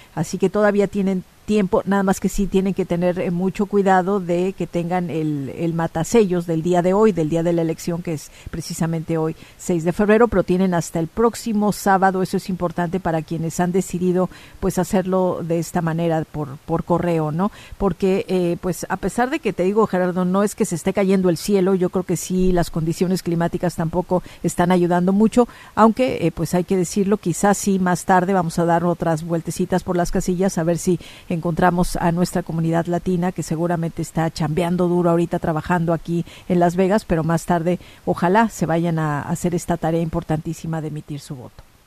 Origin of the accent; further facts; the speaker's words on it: Mexico; mexicanos, somos la mayoría